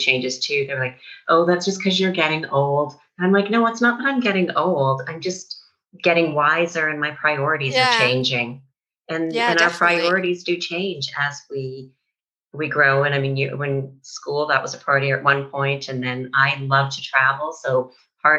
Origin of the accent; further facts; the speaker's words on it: Canada; now in Spain; I'm from Canada